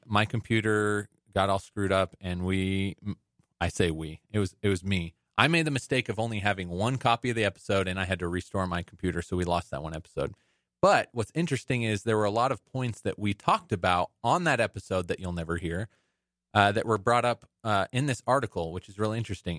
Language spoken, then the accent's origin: English; Las Vegas, Nevada, United States; I grew up in Vegas